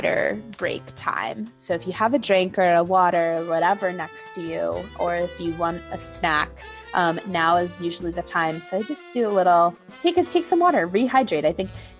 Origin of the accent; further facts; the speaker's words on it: New York City, New York, United States; I was born and raised in New York City